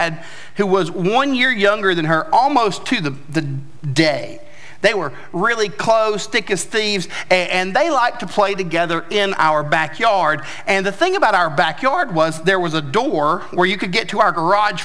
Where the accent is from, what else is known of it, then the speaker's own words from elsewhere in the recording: Tennessee, United States; moved away; I'm from Tennessee